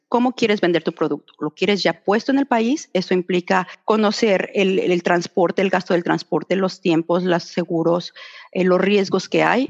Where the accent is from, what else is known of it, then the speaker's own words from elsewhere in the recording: Mexico City, Mexico; moved away as an adult; now in Australia; yo soy de la Ciudad de México